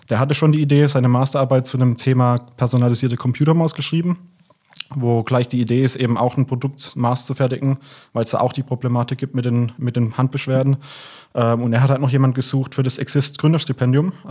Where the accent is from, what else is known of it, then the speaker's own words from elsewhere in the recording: Heilbronn, Baden-Württemberg, Germany; now in Stuttgart, Germany; ursprünglich äh, äh, komme ich aus Heilbronn, bin dann zum Studium nach Stuttgart gekommen und bin seitdem hier, habe mich in die Stadt verliebt.